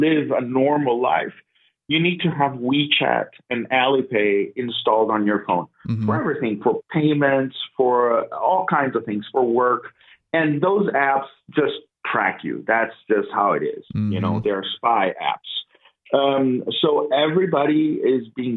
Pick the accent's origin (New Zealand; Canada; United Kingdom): Canada; Toronto, Ontario; moved away as an adult; also born or lived in Guangdong, China / Lanzhou, China; now in China; I'm from Toronto